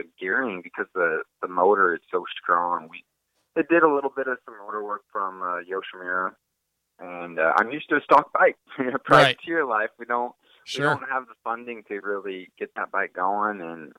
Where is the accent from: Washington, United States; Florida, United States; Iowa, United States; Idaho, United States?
Idaho, United States; Coeur d'Alene; moved away; my hometown, Coeur d'Alene, Idaho.